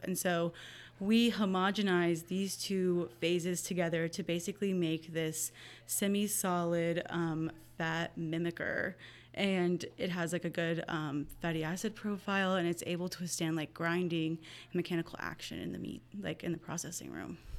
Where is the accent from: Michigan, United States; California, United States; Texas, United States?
Texas, United States; Hallettsville; I grew up in Hallettsville, Texas